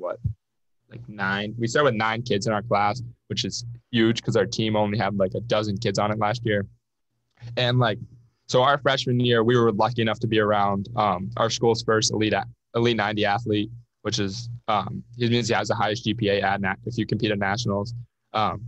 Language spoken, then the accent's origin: English; Oil City, Pennsylvania, United States; I'm from Oil City, which is an hour and a half south